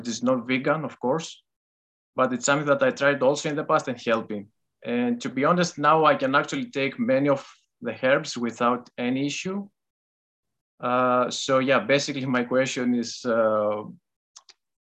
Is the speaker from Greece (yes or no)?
yes; Greece; English is a second language; moved away as an adult; now in Netherlands; Greece. Yes, I was originally born in Greece, but I live in the Netherlands for the last 2 years or so.